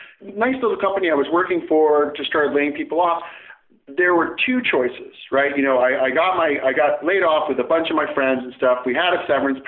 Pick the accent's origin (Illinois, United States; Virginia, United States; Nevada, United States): Illinois, United States; a small town outside of Chicago; now in Pacific Northwest, United States; I grew up in the Midwest and in a small town outside of Chicago